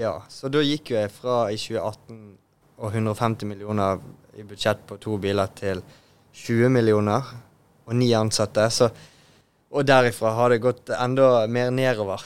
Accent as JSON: {"language": "Norwegian", "town": "Bergen", "region": "Vestland", "country": "Norway", "tie": "born or raised there", "said": "å være bergenser og Åsane-bo"}